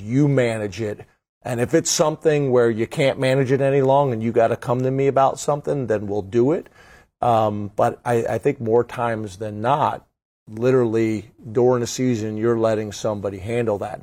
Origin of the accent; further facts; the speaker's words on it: just outside of Philadelphia, Pennsylvania, United States; I grew up just outside of Philadelphia.